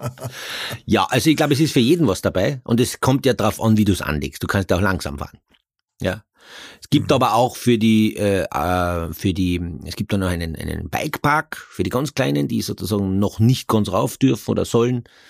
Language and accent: German; Carinthia, Austria; ich bin ja ein Kärntner